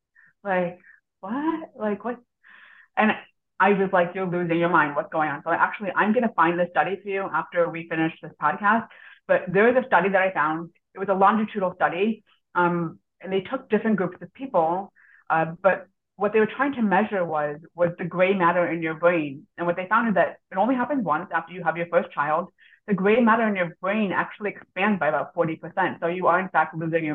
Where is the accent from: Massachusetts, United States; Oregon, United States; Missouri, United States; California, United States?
Missouri, United States; also born or lived in Israel; in the state of Missouri, which is where I grew up.